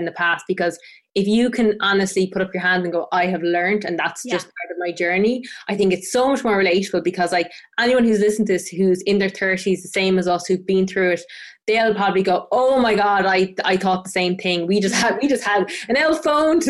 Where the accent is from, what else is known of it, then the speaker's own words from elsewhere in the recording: Tipperary, Munster, Ireland; I grew up in Tipperary, which is the south of Ireland, and I grew up on the foot of this mountain called Sheevan Mon